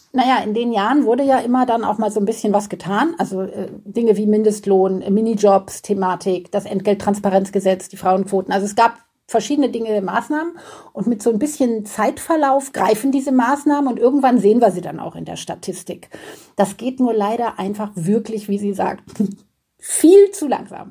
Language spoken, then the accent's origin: German; Germany; bei uns in Deutschland